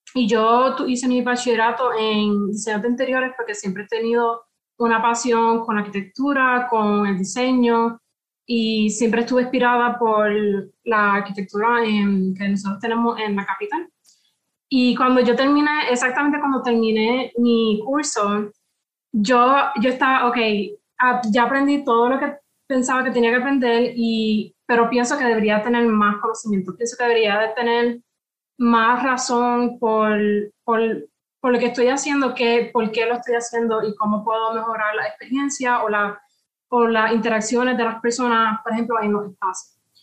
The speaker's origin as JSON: {"language": "Spanish", "country": "Puerto Rico", "said": "yo soy de Puerto Rico, soy del Caribe"}